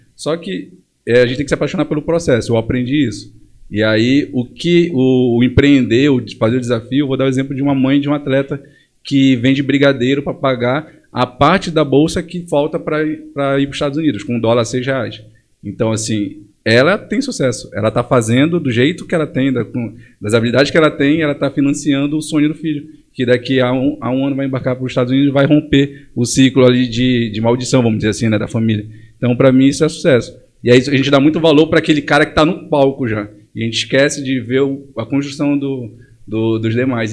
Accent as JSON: {"language": "Portuguese", "town": "Monte Dourado", "region": "Pará", "country": "Brazil", "tie": "born or raised there", "also_born_or_lived": "Belém", "said": "Meus pais eles foram para o interior do estado em Monte Dourado quando eu tinha 4 anos de idade"}